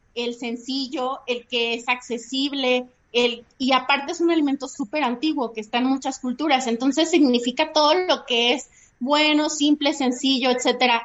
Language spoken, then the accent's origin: Spanish; Mexico; para nosotros como mexicanos el chile sí define en la forma en la que comemos